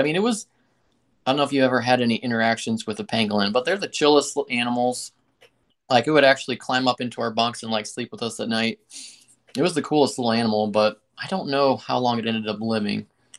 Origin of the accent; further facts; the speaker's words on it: Guinea; So Mike and I had the privilege of growing up in West Africa. Our parents were missionaries in Guinea. So we went there when I was 3 years old.